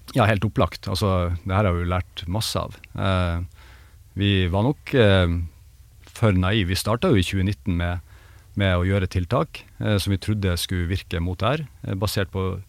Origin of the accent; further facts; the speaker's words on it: Bjerkvik, Nordland, Norway; hjembygda mi, altså Bjerkvik